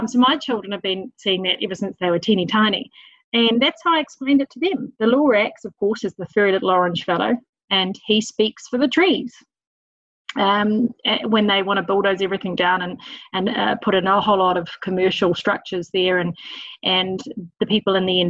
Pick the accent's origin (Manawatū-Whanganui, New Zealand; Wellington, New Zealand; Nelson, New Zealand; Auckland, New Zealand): Auckland, New Zealand; moved away as an adult; also born or lived in England; now in Marlborough, New Zealand; Auckland born and bred, and it's been all my life living there, but for when we lived in England for a period of time.